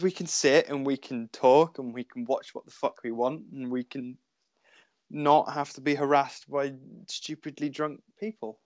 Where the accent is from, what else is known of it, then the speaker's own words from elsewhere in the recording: Cornwall, South West England, United Kingdom; where and how I grew up in Cornwall, because everything is so far away